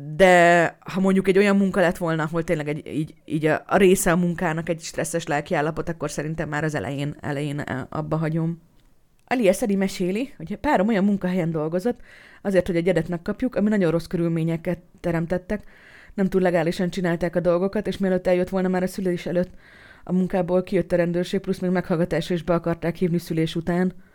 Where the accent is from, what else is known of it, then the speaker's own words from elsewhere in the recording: Hungary; egy kerülettel odébb fogok szülni, mint ahol amúgy én születtem meg